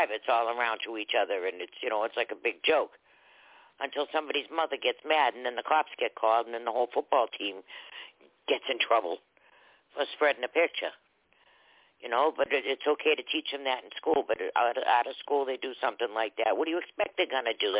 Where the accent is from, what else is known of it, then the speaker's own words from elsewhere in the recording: Boston, Massachusetts, United States; I grew up in Boston, but I did go to private school